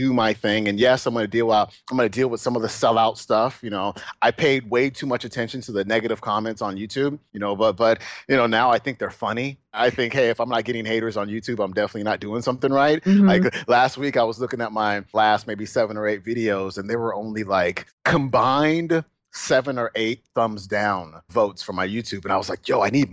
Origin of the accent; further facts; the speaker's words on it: Alameda, California, United States; also born or lived in Oakland, California; we moved from Oakland, where we were fairly well off